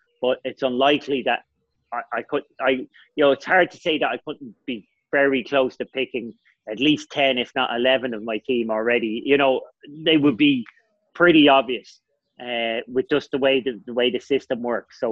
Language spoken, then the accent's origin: English; Ireland; I was stressed as an Irish person